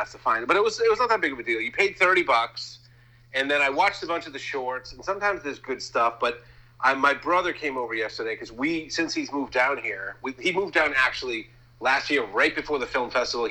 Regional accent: Massachusetts, United States; we're from Massachusetts.

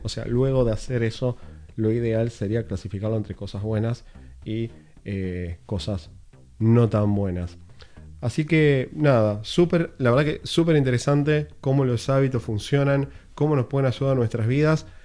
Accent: Uruguay; now in Los Angeles, United States; vivo en Los Ángeles, Estados Unidos, soy uruguayo

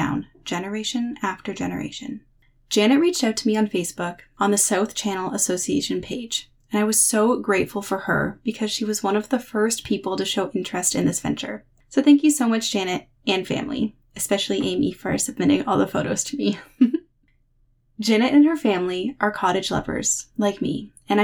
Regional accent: Parry Sound, Ontario, Canada; my hometown of Parry Sound

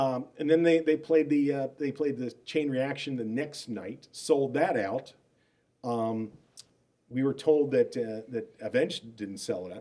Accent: Milwaukee, Wisconsin, United States; moved away; I was from Milwaukee

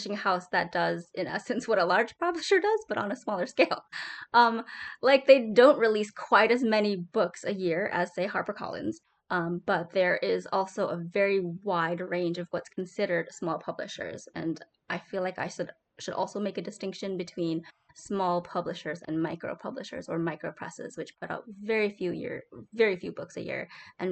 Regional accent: Wisconsin, United States; I'm from Wisconsin, so we got lots of cows.

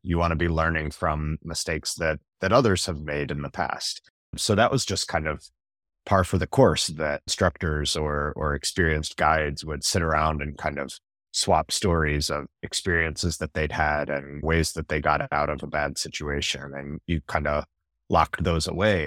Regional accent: North Carolina, United States; I grew up in North Carolina

